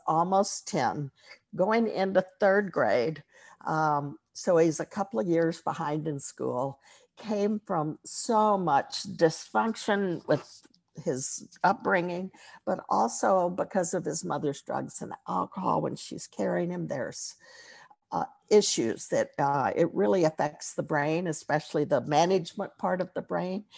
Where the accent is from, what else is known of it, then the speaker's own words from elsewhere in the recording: Texas, United States; moved away; I'm from Texas, and even though I haven't lived there for most of my life, being born there and grown up, growing up there.